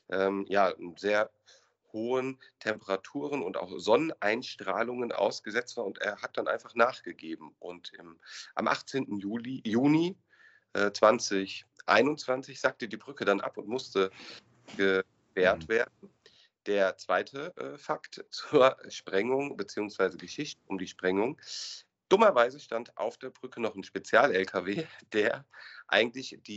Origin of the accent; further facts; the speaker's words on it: Hesse, Germany; Kommen wir zum, vom Ruhrgebiet in meine Heimat und äh, zum legendären Fall der Salzbachtalbrücke.